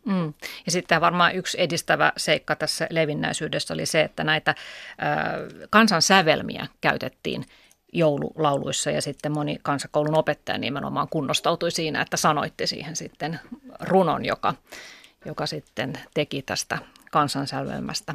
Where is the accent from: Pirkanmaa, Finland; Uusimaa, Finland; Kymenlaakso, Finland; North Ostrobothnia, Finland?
Pirkanmaa, Finland; Kangasala; moved away; olen Kangasalta kotoisin